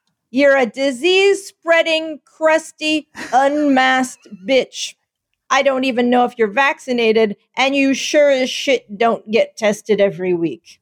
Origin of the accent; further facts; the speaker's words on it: Philadelphia, Pennsylvania, United States; I am from Philadelphia